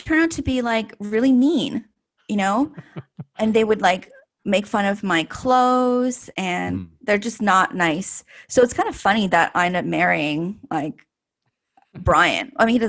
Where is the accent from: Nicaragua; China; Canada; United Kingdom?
Canada; I feel like I always feel that I'm Chinese Canadian, mm-hmm. you know, like I think that Chinese heritage is always a part of me.